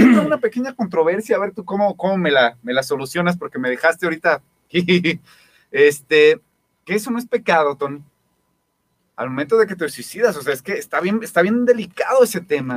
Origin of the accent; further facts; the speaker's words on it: Guadalajara, Jalisco, Mexico; yo soy de, aquí de Santa Teresa